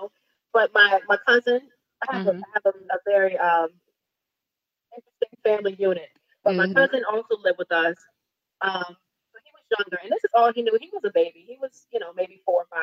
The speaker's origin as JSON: {"language": "English", "region": "Virginia", "country": "United States", "tie": "born or raised there", "said": "I grew up down south. I grew up in Virginia"}